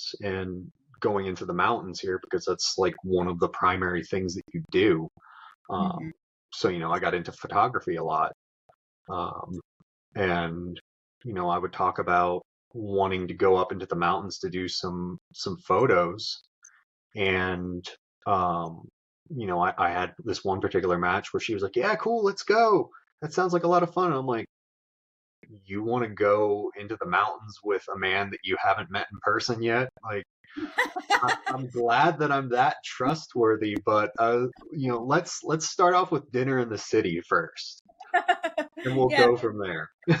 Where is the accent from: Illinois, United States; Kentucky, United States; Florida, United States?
Florida, United States; moved away as an adult; also born or lived in Charlotte; it's where I was born and raised